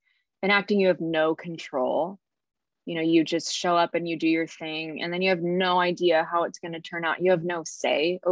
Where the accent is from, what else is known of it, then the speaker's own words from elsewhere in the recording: Carlsbad, California, United States; moved away as an adult; now in Los Angeles, United States; I was raised in San Diego, in Carlsbad.